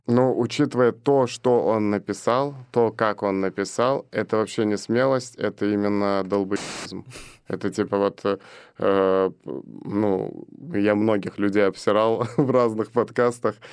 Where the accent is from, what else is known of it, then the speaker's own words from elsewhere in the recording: Belarus; moved away; also born or lived in Azerbaijan; Это страна рождения. То есть я там два года провел, родился и каждое лето был потом Беларусь.